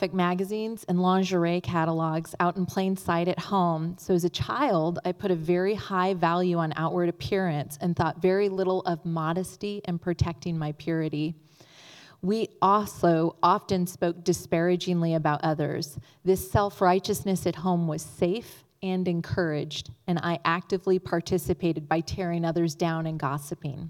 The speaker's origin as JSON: {"language": "English", "region": "Northern California", "country": "United States", "tie": "born or raised there", "said": "I grew up in Northern California with mom, dad, and a younger brother"}